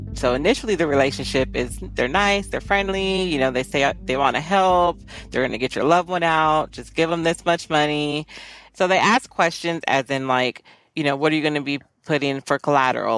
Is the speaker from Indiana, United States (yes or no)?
no; Fullerton, California, United States; I grew up in Orange County, California, primarily Fullerton